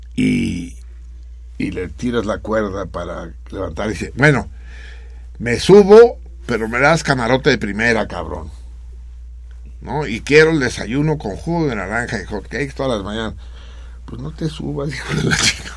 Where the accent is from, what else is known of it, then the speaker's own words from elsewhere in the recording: Mexico City, Mexico; la Náhuac, que es donde yo nací